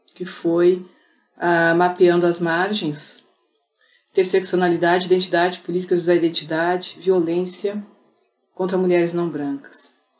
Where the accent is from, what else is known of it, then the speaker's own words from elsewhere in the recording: Pelotas, Rio Grande do Sul, Brazil; Eu nasci em Pelotas, a terra das charqueadas